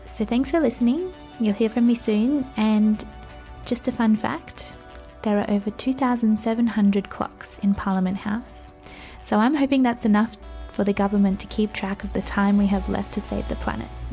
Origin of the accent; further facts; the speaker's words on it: Australia; we as Australian youth delegates